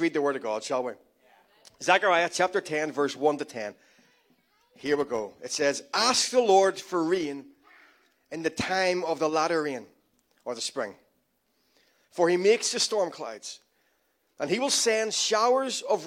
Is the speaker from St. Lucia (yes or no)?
no; Ireland; I'm Irish